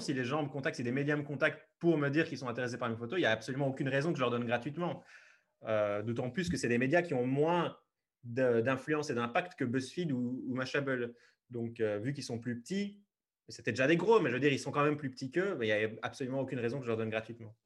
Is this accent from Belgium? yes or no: yes; Liège region, Wallonia, Belgium; je suis belge, je viens de la région liégeoise